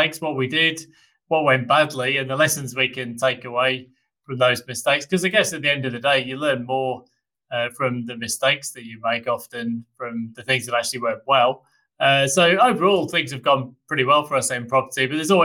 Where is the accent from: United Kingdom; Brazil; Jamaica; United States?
United Kingdom; now in Australia; I, being a Brit